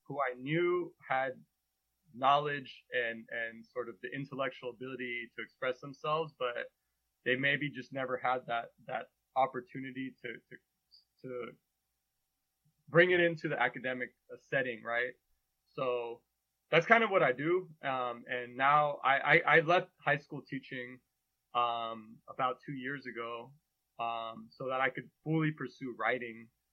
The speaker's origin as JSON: {"language": "English", "area": "Bay Area", "region": "California", "country": "United States", "tie": "born or raised there", "also_born_or_lived": "Massachusetts", "moved": "as an adult", "said": "So I grew up in the Bay Area. My parents were both Mexican immigrants. So I'm first generation."}